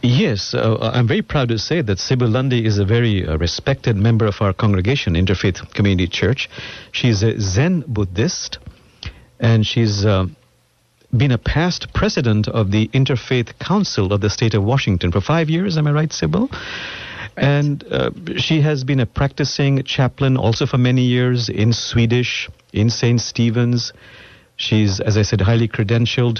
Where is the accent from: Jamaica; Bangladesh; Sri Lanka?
Bangladesh; now in Seattle, United States; I'm from Bangladesh originally